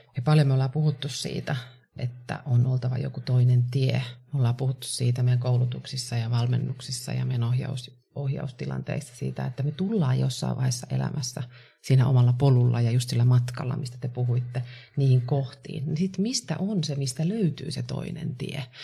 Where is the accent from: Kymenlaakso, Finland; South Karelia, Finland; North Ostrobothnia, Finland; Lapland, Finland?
Kymenlaakso, Finland; Kouvola; now in Helsinki, Finland; Mä oon Kouvolasta kotoisin, tosin reilusti yli puolet asunut jo täällä Helsingissä